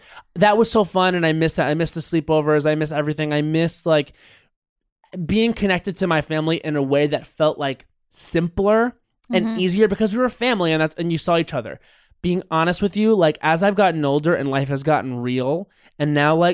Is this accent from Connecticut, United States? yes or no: no; Islip, New York, United States; Islip is where I'm from